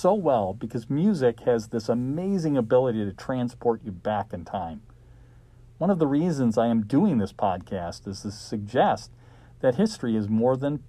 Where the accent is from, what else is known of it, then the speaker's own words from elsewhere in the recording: Arlington Heights, Illinois, United States; I'm a local product. I grew up in Arlington Heights and attended Harper College after high school.